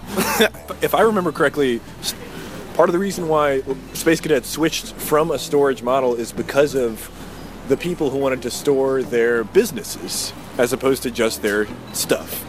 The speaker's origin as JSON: {"language": "English", "region": "New Hampshire", "country": "United States", "tie": "born or raised there", "moved": "as an adult", "lives_now": "San Antonio, United States", "said": "I grew up in New Hampshire."}